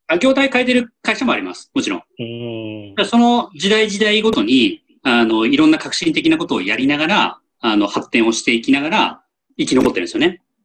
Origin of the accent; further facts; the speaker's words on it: Tokyo, Japan; 東京出身なんで、ちっちゃい頃から